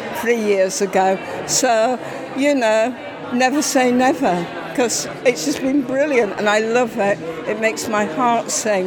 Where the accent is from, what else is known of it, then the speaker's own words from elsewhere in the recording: Yorkshire and the Humber, United Kingdom; now in Shrewsbury, United Kingdom; I'm originally from Yorkshire.